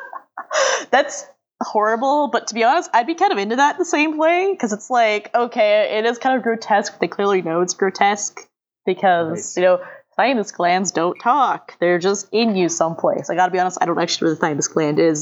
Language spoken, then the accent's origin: English; Los Angeles, California, United States; I grew up in Los Angeles, but like in the more southern part of Los Angeles than the northern part where I currently live